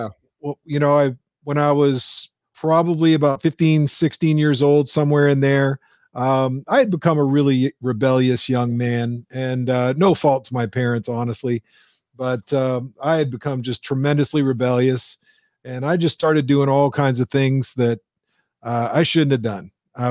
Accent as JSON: {"language": "English", "town": "Windsor", "region": "Ontario", "country": "Canada", "tie": "born or raised there", "said": "Sure. So I'm Canadian. I was actually born and raised in Windsor, Ontario."}